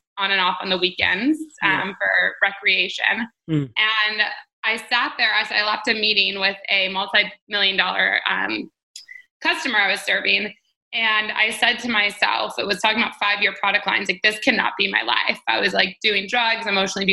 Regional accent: Detroit, Michigan, United States; moved away; I'm from Detroit, Michigan, which is in the States.

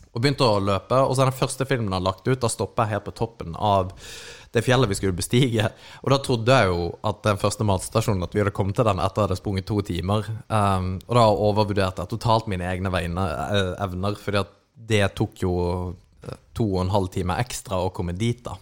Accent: Kristiansand, Agder, Norway; moved away; Jeg er da tilflytteren fra Kristiansand

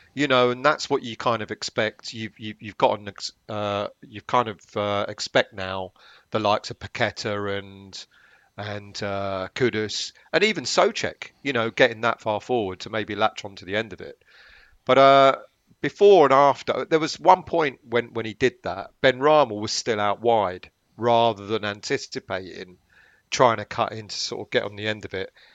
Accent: London, United Kingdom; I was born in Islington

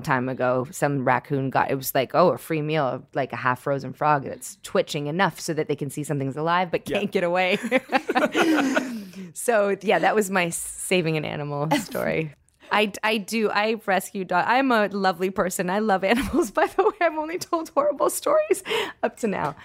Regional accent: Toronto, Ontario, Canada; I grew up in Toronto

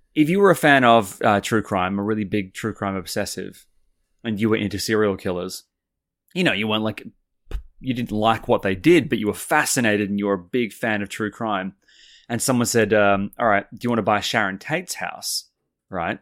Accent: Sydney, New South Wales, Australia; growing up in Sydney

